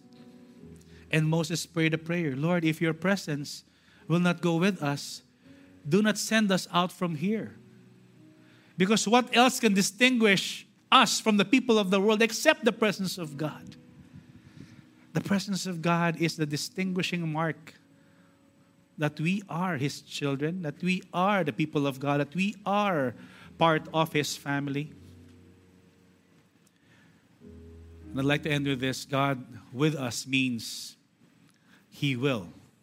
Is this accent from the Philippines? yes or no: yes; Philippines; we are Filipino citizens.